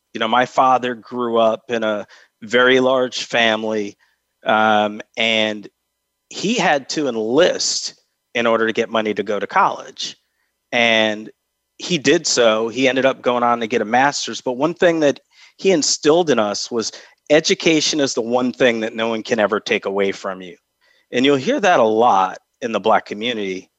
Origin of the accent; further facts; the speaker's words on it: Albany, New York, United States; moved away; I grew up in Albany, uh, New York, which is the capital of New York